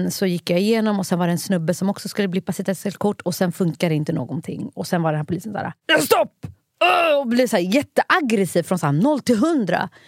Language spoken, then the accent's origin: Swedish; Norrland, Sweden; now in Stockholm, Sweden; jag kommer ju från Norrland. Och här i Stockholm, vet, ibland när min så här, dialekt så här, shinar igenom så kan jag ju bli diskriminerad